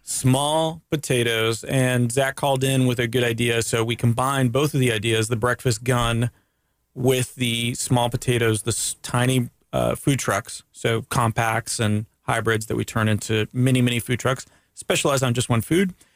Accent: Daytona Beach, Florida, United States; also born or lived in Canada; growing up in Daytona Beach

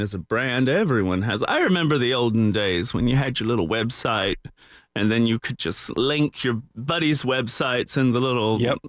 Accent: the South, United States; my childhood growing up in the South

